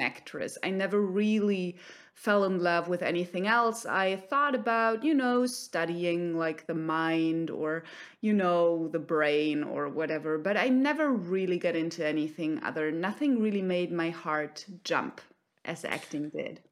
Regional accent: Germany; also born or lived in Cologne, Germany; I'm based in Cologne, Germany

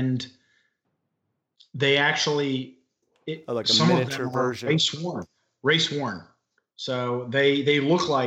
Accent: United States; I'm absolutely an American

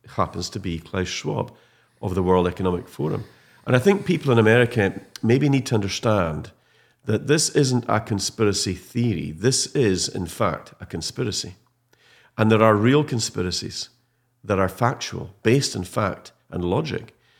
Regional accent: Scottish Highlands, Scotland, United Kingdom; a proud Highlander and a Scot

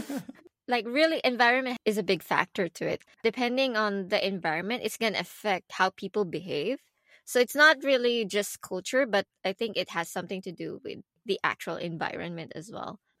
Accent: Philippines; English is a second language; moved away; where I come from, I come from the Philippines.

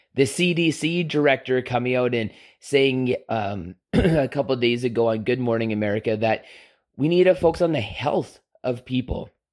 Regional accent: Canada; being a Canadian

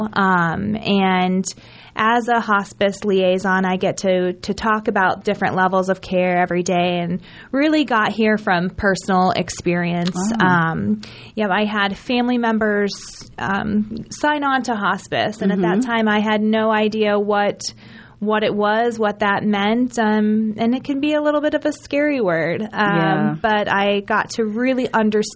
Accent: Lincoln, Nebraska, United States; moved away as an adult; also born or lived in Arkansas; now in Omaha, United States; I'm from Lincoln originally, moved away after high school down to the South

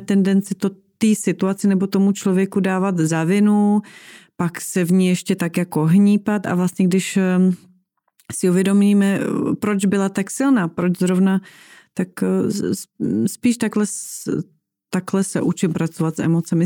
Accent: eastern Slovakia, Slovakia; moved away; já jsem vyrůstala v Tatrách, protože jsem z mhm. východního uh-huh. Slovenska

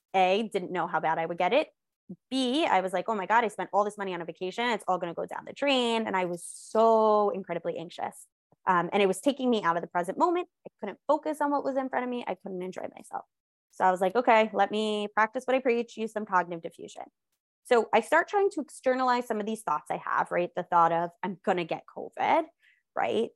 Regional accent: New York, United States; I am a New Yorker. I live, like, right outside of Manhattan

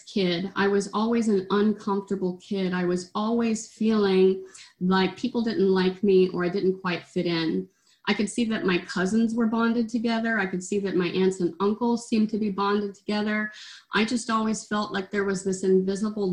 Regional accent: Oklahoma, United States; I grew up in Oklahoma

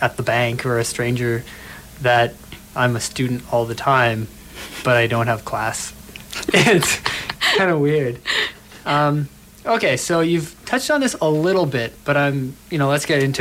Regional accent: Toronto, Ontario, Canada; now in London, Canada; we're both from Toronto

